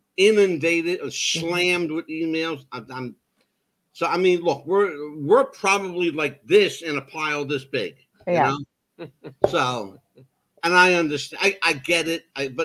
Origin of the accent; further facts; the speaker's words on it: East Coast, United States; This is called being born and bred on the East Coast.